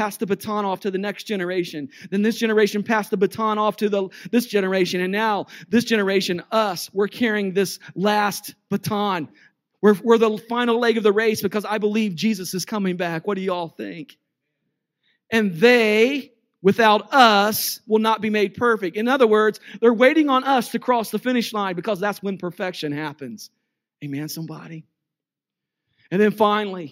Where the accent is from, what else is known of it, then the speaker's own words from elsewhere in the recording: United States; I'm American